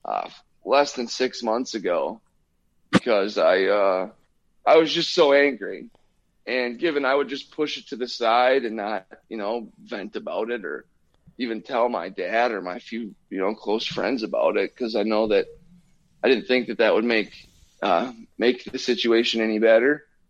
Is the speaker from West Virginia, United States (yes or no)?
no; Minnesota, United States; I'm from Minnesota